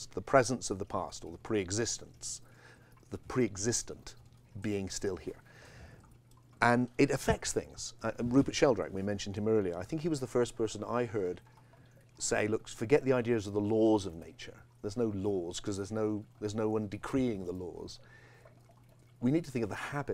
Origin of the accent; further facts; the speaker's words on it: England, United Kingdom; I have this tone of voice because I grew up in England